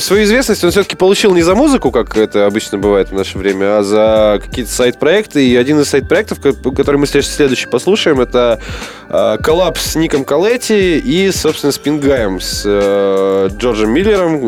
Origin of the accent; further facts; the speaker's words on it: Omsk, Omsk Oblast, Russia; в родном городе на бесплатный около СКК имени Блинова